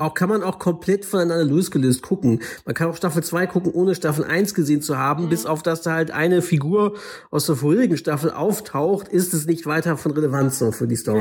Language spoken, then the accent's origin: German; Northern Germany, Germany; selbst als Norddeutscher, der dann in Hamburg oder Norderstedt aufgewachsen ist oder so